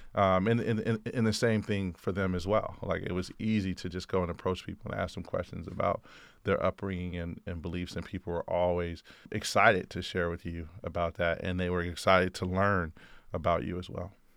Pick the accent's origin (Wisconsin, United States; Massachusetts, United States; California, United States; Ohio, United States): California, United States; Oakland; I grew up in the Bay Area in Oakland, uh, California